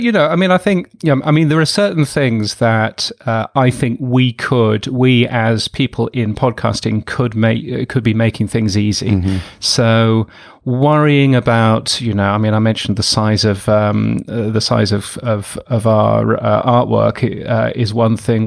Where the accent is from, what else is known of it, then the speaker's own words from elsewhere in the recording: the north of England, United Kingdom; I grew up in England, in the north of England mostly